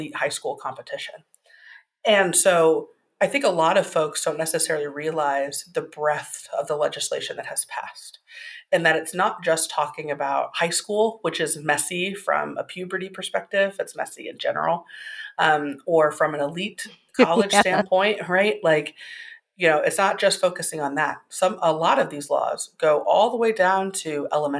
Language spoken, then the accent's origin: English; Indiana, United States; my home state of Indiana